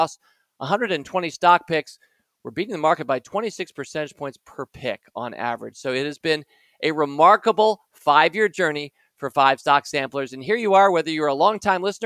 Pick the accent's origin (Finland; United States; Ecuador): United States; Washington, District of Columbia; We were Washington Post shareholders growing up in Washington, D.C.